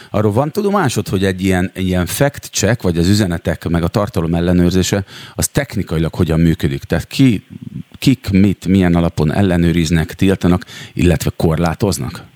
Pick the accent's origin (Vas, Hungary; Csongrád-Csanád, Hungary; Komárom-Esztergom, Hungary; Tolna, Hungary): Csongrád-Csanád, Hungary; Szeged; én magam is szegedi vagyok, és gyerekkoromban egyébként nagyon sokat jártunk kirándulni az ásotthalmi erdőkbe